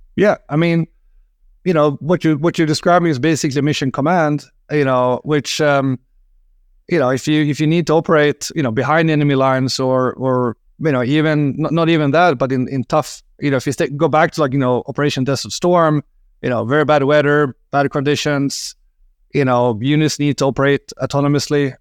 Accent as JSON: {"language": "English", "country": "Sweden", "said": "I'm from Sweden, and in Sweden we like licorice"}